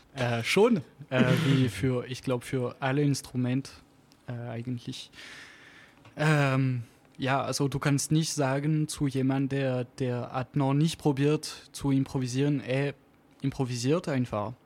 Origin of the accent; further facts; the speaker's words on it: Auvergne-Rhône-Alpes, France; accent: French; German is a second language; moved away as an adult; now in Stuttgart, Germany; ich komme aus Anzig in der Alpen